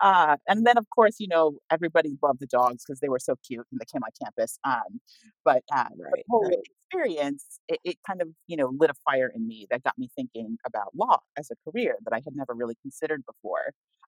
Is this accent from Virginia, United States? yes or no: no; New Jersey, United States; also born or lived in California; I'm originally from New Jersey, but my family had been living in California when we were in high school.